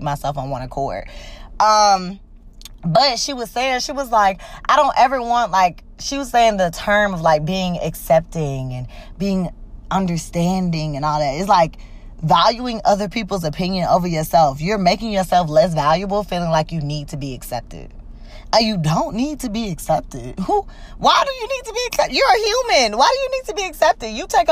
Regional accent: Georgia, United States; moved away as an adult; also born or lived in Mississippi; I'm from Georgia, and I moved straight to Mississippi on somebody offered me a job, and I went.

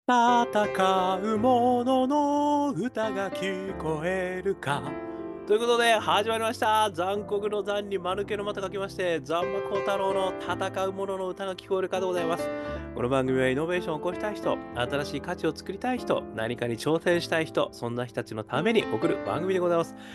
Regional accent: Hokkaido, Japan; now in Tokyo, Japan; 北海道生まれとしては

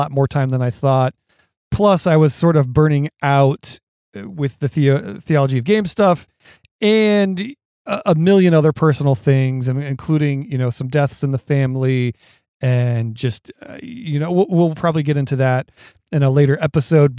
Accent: Ohio, United States; we're both from Ohio. We've lived here all our lives

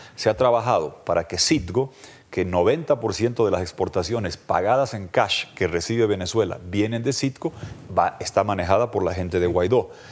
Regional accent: Bolivia; en mi país

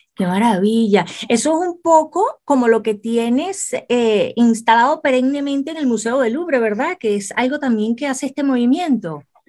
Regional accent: Venezuela; para mí como venezolana, me siento tan orgullosa

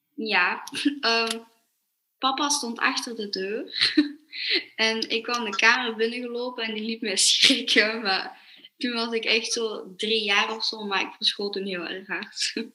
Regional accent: Belgium; ik ben 12 jaar en ik kom uit België.

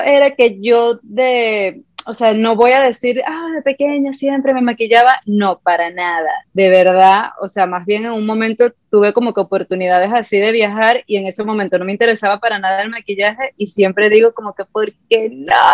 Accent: Ciudad Guayana, Bolívar, Venezuela; soy de Venezuela, de Ciudad Guayana, de Puerto Ordaz

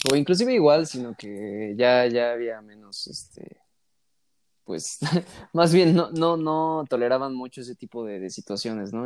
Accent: Mexico; yo como, como mexicano

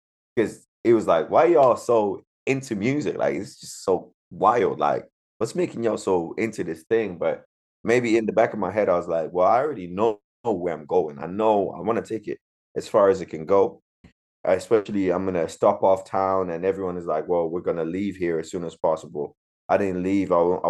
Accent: Zimbabwe; Because, you know, I come from Zimbabwe

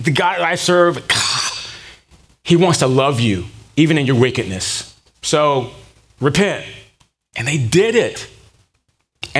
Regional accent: Durham, North Carolina, United States; growing up in Durham, North Carolina.

